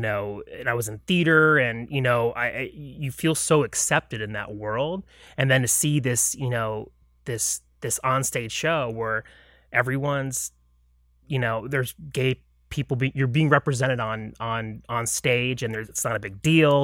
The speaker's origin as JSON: {"language": "English", "town": "Lake Mary", "region": "Florida", "country": "United States", "tie": "born or raised there", "said": "I grew up outside of Orlando in a town called Lake Mary, Florida"}